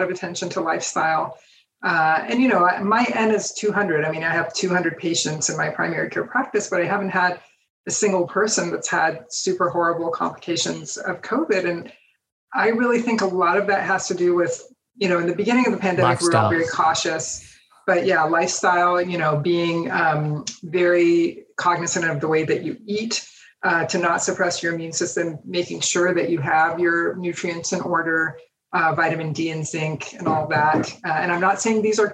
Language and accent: English; United States; as an American, because as Americans, we really think of our country